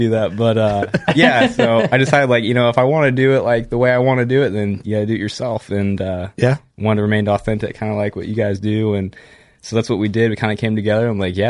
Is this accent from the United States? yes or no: yes; Cambridge, United States; Alex and I are both from Cambridge.